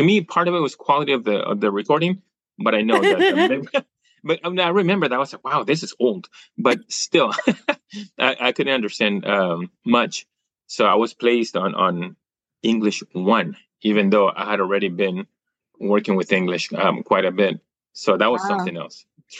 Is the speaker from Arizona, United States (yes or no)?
no; New York, United States; born there; See, I was born in the United States. I was born in New York.